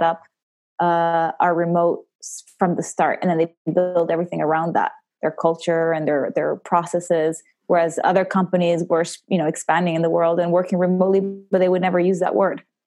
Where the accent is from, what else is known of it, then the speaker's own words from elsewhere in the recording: the southern Italian-speaking part, Italian-speaking Switzerland, Switzerland; So I am from Switzerland, and from the southern part, the Italian-speaking part.